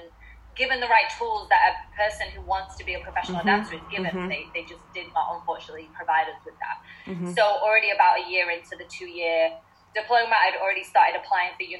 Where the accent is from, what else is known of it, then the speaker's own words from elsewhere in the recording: Sale, North West England, United Kingdom; moved away as an adult; now in Los Angeles, United States; I'm from Sale originally, so it's like a little town just outside of Manchester